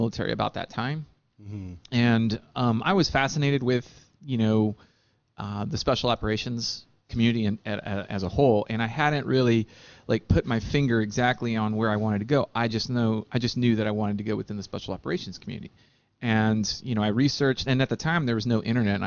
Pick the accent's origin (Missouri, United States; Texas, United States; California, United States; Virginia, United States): Texas, United States; San Antonio; Here in Texas Central, down in San Antonio.